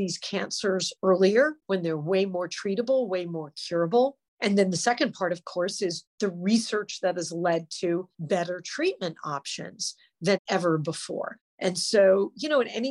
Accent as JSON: {"language": "English", "town": "San Diego", "region": "California", "country": "United States", "tie": "born or raised there", "said": "I grew up in San Diego, California."}